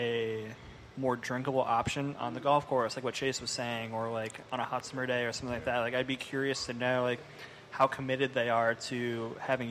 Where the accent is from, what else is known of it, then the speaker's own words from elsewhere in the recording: Midwest, United States; now in Cincinnati, United States; we're all from the Midwest